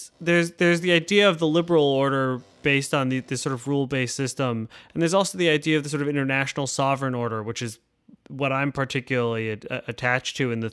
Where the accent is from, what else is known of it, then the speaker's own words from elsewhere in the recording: United States; as an American